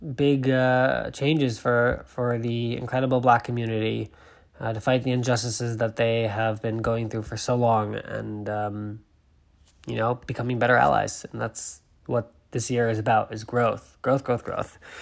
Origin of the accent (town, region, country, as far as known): Massachusetts, United States; born or raised there